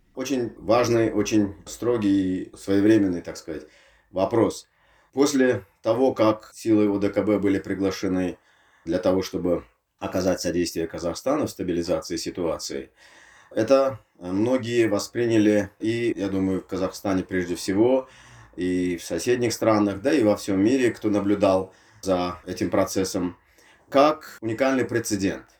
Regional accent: Tashkent, Uzbekistan; я из Ташкента

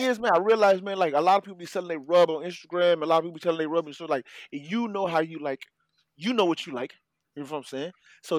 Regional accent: Haiti; moved away; growing up in Haiti

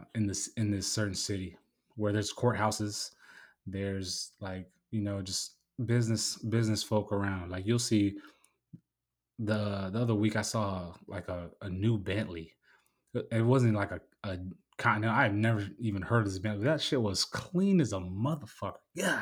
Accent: San Diego, California, United States; just growing up in San Diego, like when you walk down the street, because you walk everywhere.

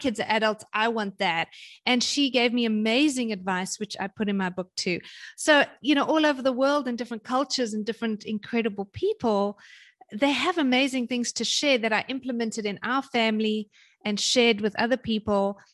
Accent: South Africa; moved away as an adult; also born or lived in London / Germany / North Carolina / Kansas; now in Hawaii, United States; I'm South African originally

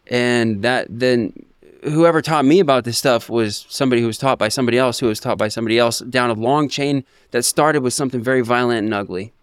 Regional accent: Ocean Park, United States; moved away; I came from Ocean Park, and, you know, I was, I wasn't the poorest, but, uh, you know, we didn't have a whole lot of money.

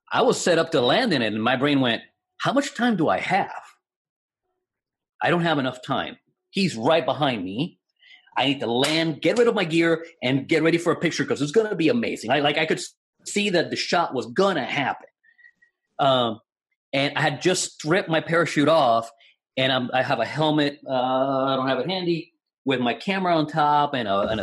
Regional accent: Puerto Rico; English is a second language; moved away; my hometown in Puerto Rico

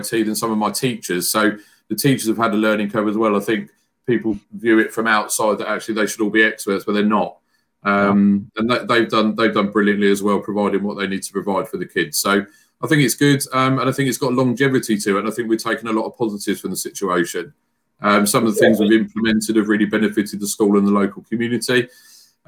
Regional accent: Frimley, South East England, United Kingdom; I'm originally from the Frimley area where I live

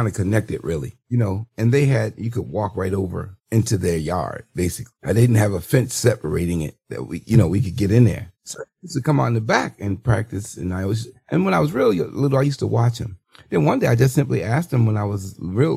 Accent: Baltimore, Maryland, United States; I'm from East Baltimore

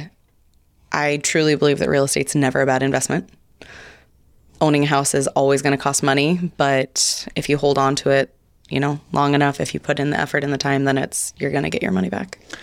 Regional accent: Hope, Idaho, United States; born and raised in Hope, Idaho

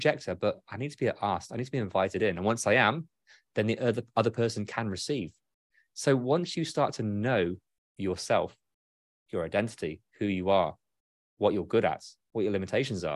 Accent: United Kingdom; I'm British

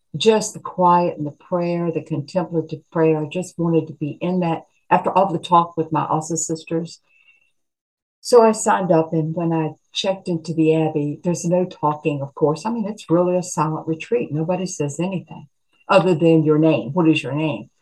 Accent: Appalachia, United States; I'm a mountain, I'm an Appalachian girl.

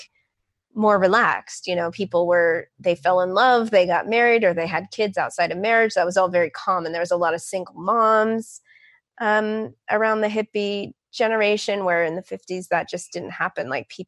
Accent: San Francisco, California, United States; growing up in San Francisco

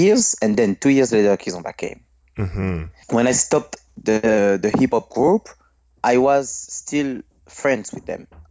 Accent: Villepinte, Île-de-France, France; English is a second language; also born or lived in Guadeloupe / Martinique; I've been born from maybe near from Paris. This is a little city named Villepinte. This is really near from Paris. I've born there.

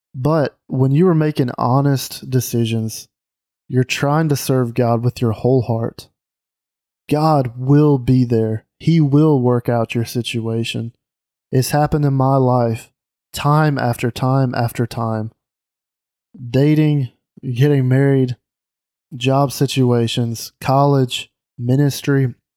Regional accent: Mississippi, United States; moved away as an adult; now in Alabama, United States; I grew up in Mississippi

